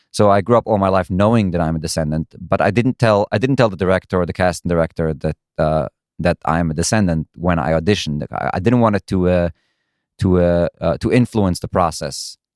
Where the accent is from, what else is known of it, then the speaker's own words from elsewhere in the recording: Brooklyn, New York, United States; That is correct. Do I sound like I'm from Brooklyn?